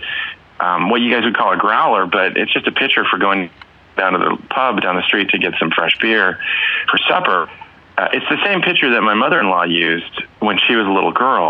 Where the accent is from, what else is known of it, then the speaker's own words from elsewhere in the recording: California, United States; now in Czech Republic; I'm from California